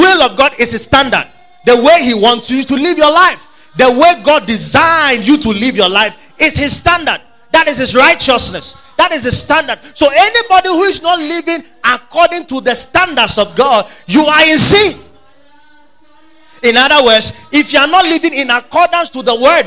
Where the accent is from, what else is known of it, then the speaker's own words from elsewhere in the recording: Ghana; We know Ghana, we are free from the British